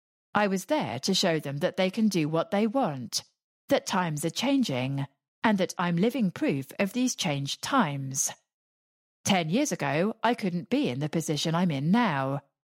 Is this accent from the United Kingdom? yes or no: yes; England, United Kingdom; when I look back on growing up in England, we maybe took some things for granted that they don't.